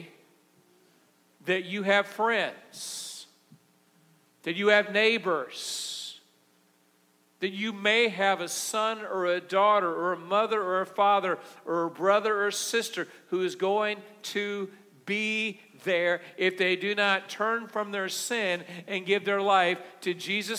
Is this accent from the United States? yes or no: yes; Missouri, United States; I'm from Missouri